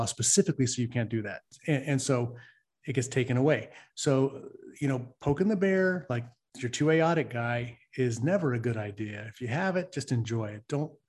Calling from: California, United States; I am calling in from the People's Republic of Occupied California.

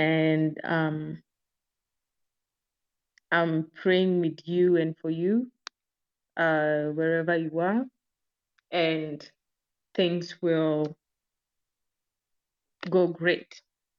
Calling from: Nairobi, Kenya; I'm joining from Nairobi, Kenya

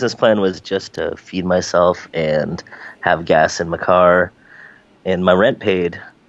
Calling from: San Francisco, California, United States; Today I'm in rainy and foggy San Francisco, California.

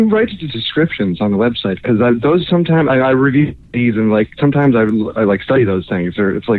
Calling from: Orlando, Florida, United States; calling in from Orlando, Florida

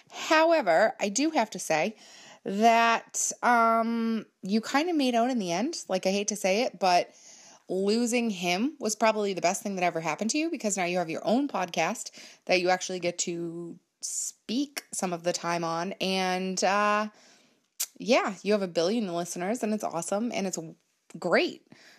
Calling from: Massachusetts, United States; I am a listener from Massachusetts

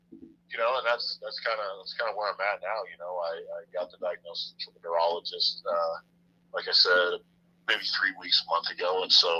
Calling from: Parker, Colorado, United States; Parker, Colorado.

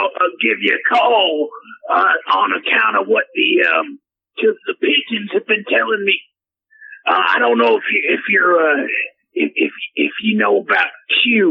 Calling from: Odessa, Texas, United States; I'm calling from Odessa, Texas, and I just wanted to say to all my fans out there, hey, hook 'em horns from the Texas terrorists.

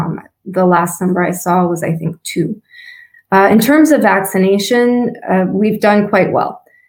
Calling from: Woburn, Massachusetts, United States; I'm calling in from Woburn, Massachusetts, which is just outside of Boston.

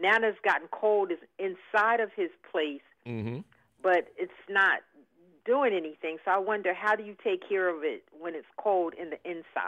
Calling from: Delran, New Jersey, United States; I'm from Delran, New Jersey.

